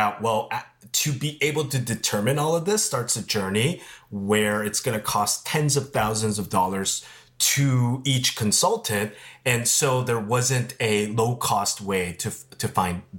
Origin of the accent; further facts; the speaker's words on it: Los Angeles, California, United States; I grew up in Koreatown, Los Angeles